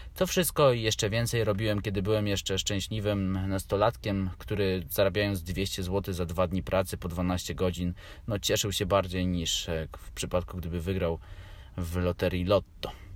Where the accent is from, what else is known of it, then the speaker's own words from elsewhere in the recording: Warsaw, Masovian Voivodeship, Poland; Mieszkam od urodzenia w Warszawie